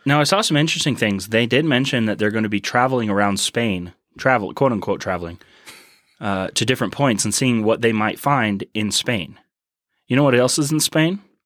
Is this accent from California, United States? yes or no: no; Houston, Texas, United States; now in Colorado, United States; I am not from Colorado. I am from Houston, Texas, uh, where the food is better and the weather is wetter